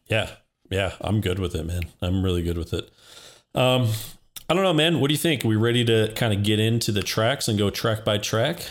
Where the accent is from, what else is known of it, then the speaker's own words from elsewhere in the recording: Midwest, United States; for people like us growing up in the Midwest